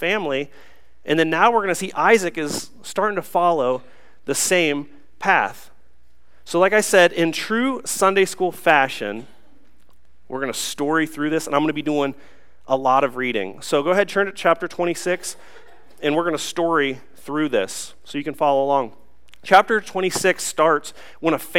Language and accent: English; Newark, Ohio, United States; growing up, I'm kind of a hillbilly. I'm from Newark, Ohio. I went to Utica High School down in Licking County.